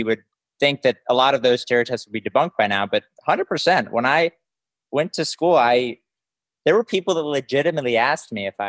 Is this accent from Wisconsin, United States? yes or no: no; Dallas, Texas, United States; I am from Dallas, born and raised.